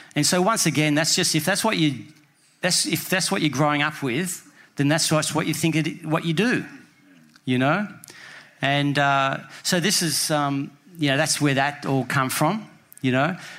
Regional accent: Sydney, New South Wales, Australia; I was from Bondi

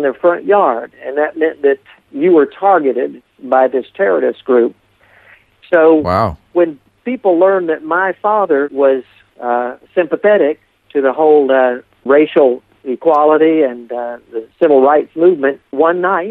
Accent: Appalachia, United States; also born or lived in Deep South; when I grew up in this area

